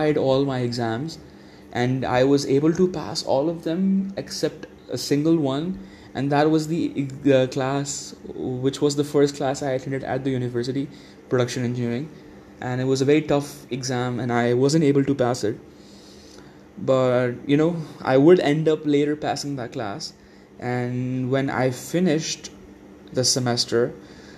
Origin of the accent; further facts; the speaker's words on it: Dubai, United Arab Emirates; now in Islamabad, Pakistan; I was from Dubai